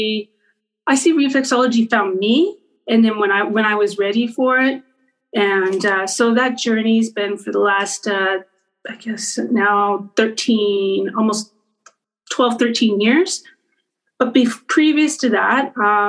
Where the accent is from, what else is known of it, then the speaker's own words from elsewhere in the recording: Winnipeg, Manitoba, Canada; moved away; also born or lived in New York; I grew up in Winnipeg, Manitoba.